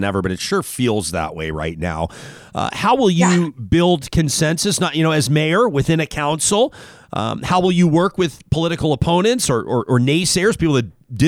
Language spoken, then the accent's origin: English; Calgary, Alberta, Canada; now in Edmonton, Canada; my hometown. This is where I grew up